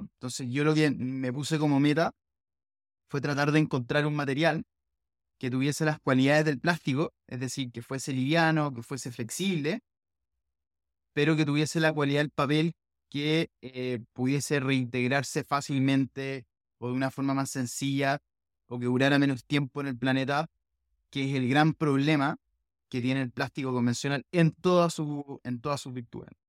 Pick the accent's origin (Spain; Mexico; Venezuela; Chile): Chile; nosotros como chilenos